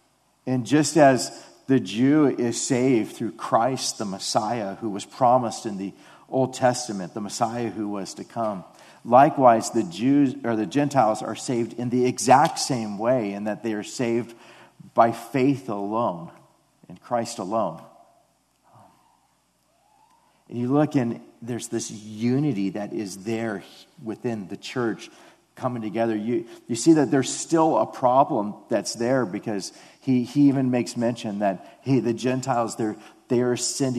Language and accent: English; Detroit, Michigan, United States; And it's just like, I grew up in Detroit. Like, what are you talking about? I've never been to Japan, you know?